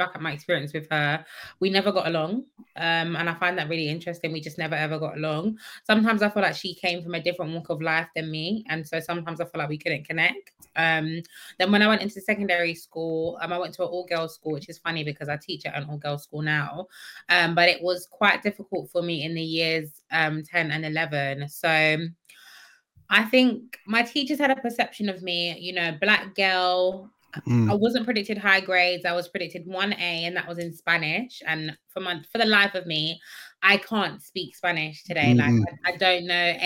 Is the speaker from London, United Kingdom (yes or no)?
yes; Croydon, London, United Kingdom; also born or lived in Thornton Heath; I'm born and raised in Croydon